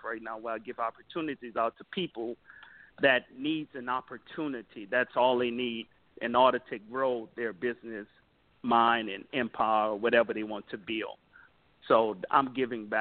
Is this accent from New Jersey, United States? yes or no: no; Jeanerette, Louisiana, United States; from Jennerette, Louisiana, south of Lafayette, called Cajun Country. That's where I started off